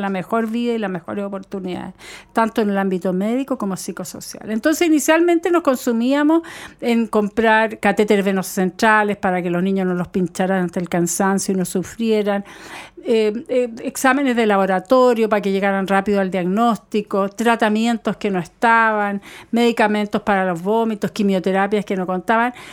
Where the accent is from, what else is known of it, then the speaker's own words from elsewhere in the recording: Chile; los niños en mi país